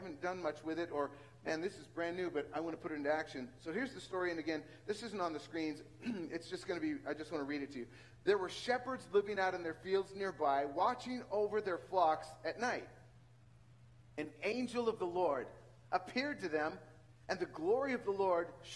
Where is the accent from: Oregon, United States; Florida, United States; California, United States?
California, United States; central San Joaquin Valley; moved away; the central San Joaquin Valley and you come from where my hometown is